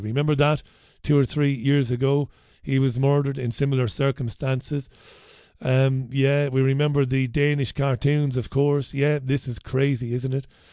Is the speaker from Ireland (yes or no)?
yes; Waterford, Munster, Ireland; I grew up in Ballybeg in Waterford